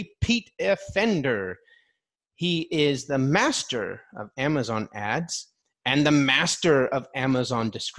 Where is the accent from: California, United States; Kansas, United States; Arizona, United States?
California, United States; I'm from California